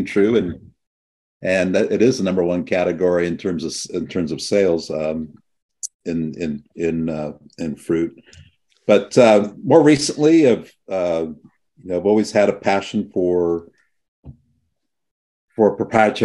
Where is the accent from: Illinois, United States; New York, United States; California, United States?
California, United States; San Joaquin Valley; now in Monterey Bay, United States; I grew up in the San Joaquin Valley